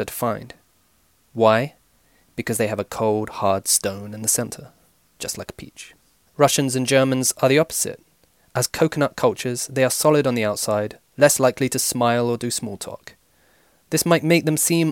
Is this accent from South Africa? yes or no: no; United Kingdom; my home country, Britain